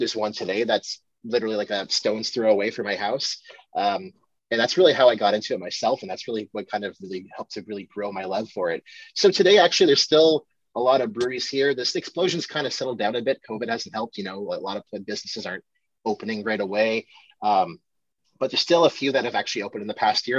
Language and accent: English; Ottawa, Ontario, Canada; It's from my hometown